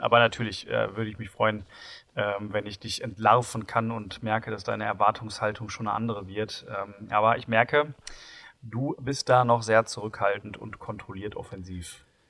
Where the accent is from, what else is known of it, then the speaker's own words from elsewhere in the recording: Bochum, North Rhine-Westphalia, Germany; bin ich ja gebürtiger Bochumer